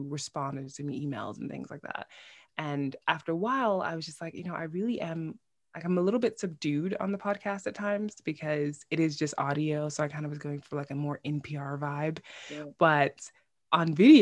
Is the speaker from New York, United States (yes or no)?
yes; New York City, New York, United States; moved away as an adult; now in Iceland; I am originally from born and raised in Bushwick, New York, so Brooklyn, basically